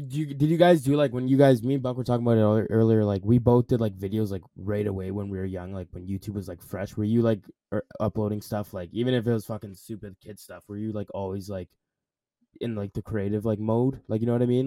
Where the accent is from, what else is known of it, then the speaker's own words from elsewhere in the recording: Edmonton, Alberta, Canada; I'm from Edmonton